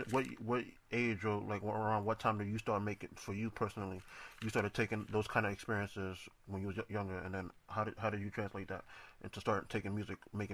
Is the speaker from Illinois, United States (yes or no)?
no; New York City, New York, United States; I'm from Queens too.